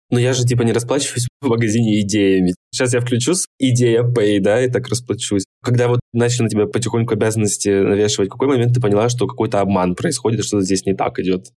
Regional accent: Krasnodar, Krasnodar Krai, Russia; я из Краснодара

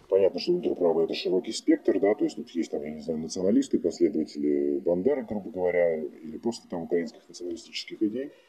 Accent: Russia; moved away as an adult; now in Ukraine; я как россиянин

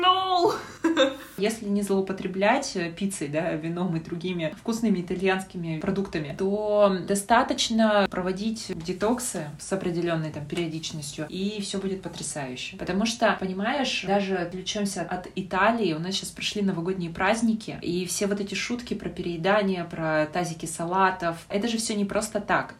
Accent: Yekaterinburg, Sverdlovsk Oblast, Russia; я из Екатеринбурга

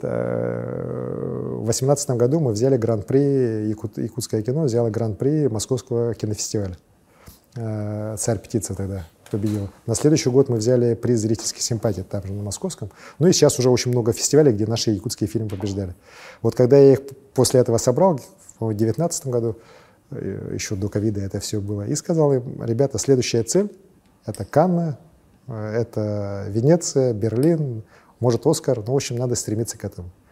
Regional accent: Verkhnevilyuysk, Sakha Republic, Russia; also born or lived in Leningrad; с малых, самых-самых малых лет я вырос вот в Верхнем Юрьевске

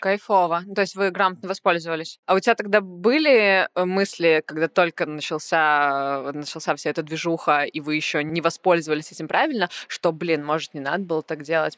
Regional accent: Saint Petersburg, Russia; в Питере, в моем родном городе

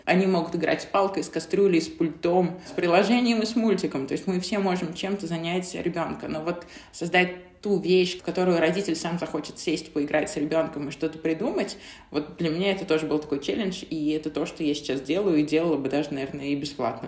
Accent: Zelenograd, Moscow, Russia; also born or lived in Krasnaya Polyana; я маленькая девочка из Зеленограда, из России

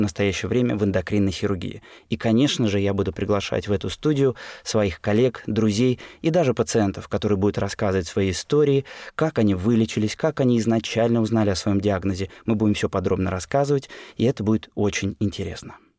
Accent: Saint Petersburg, Russia; Родился в Ленинграде, работаю в Санкт-Петербурге

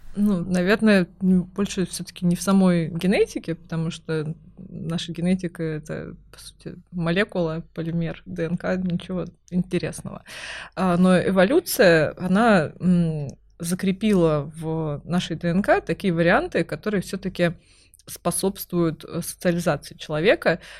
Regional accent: Kaliningrad, Kaliningrad Oblast, Russia; now in Moscow, Russia; я выросла в Калининграде

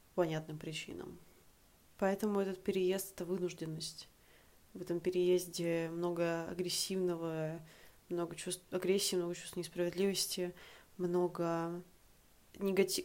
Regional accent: Saint Petersburg, Russia; moved away as an adult; also born or lived in Prague, Czech Republic; now in Tbilisi, Georgia; мне 25 лет, я из Санкт-Петербурга

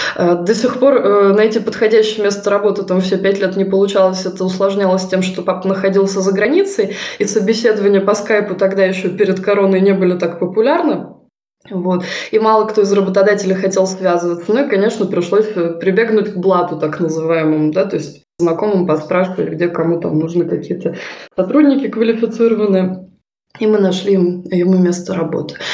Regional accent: Voronezh, Voronezh Oblast, Russia; moved away as an adult; now in Germany; я тоже из Воронежа приехала сюда, в Германию

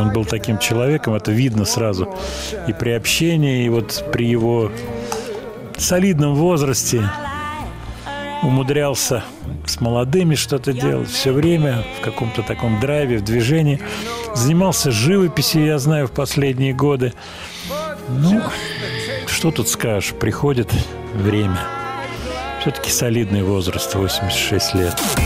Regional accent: Moscow, Russia; из Москвы

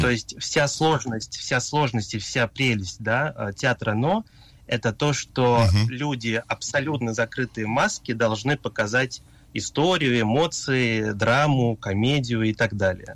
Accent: Japan; moved away as an adult; also born or lived in Moscow, Russia; я родился в Японии, несмотря на то, что у меня такое русское имя

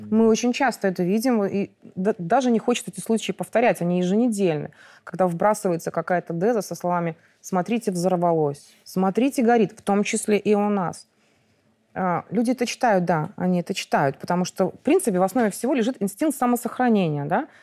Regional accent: Mogilev, Mogilev Region, Belarus; moved away as an adult; now in Minsk, Belarus; Я выросла в Могилёве

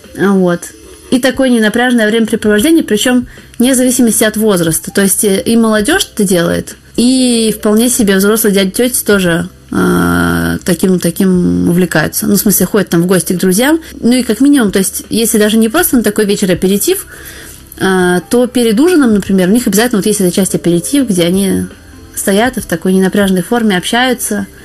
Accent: Saint Petersburg, Russia; moved away as an adult; now in Paris, France; я вообще родилась и выросла в Питере.

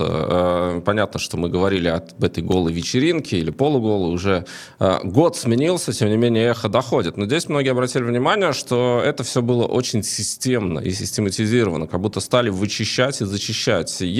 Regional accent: Latvia; потому что мы из Латвии, да.

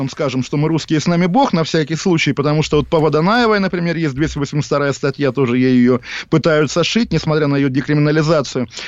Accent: Russia; now in London, United Kingdom; когда люди слышат мой акцент, они говорят, а ты откуда? Я на самом деле жесткий в этом смысле человек. Я всегда говорю, я из Лондона. На что они говорят, а по происхождению откуда? И тогда ты говоришь, я русский.

